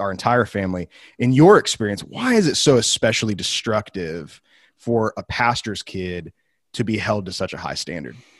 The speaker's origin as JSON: {"language": "English", "town": "Wheaton", "region": "Illinois", "country": "United States", "tie": "born or raised there", "said": "an alumnus of the school in my hometown, Wheaton College"}